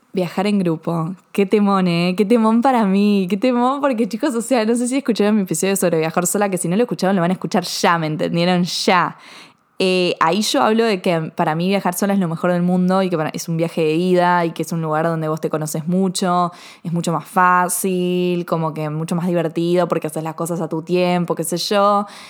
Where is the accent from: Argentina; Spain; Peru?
Argentina; yo soy argentina